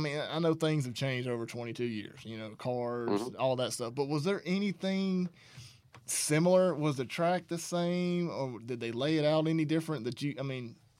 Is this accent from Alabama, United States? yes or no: yes; North Alabama, United States; I grew up in North Alabama